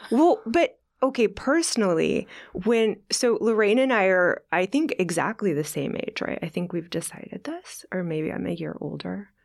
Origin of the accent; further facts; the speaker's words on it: Kansas, United States; when I was a young girl growing up in Kansas